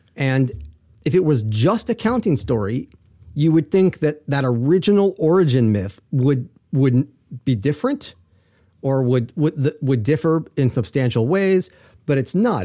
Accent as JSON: {"language": "English", "country": "United States", "said": "I'm an American"}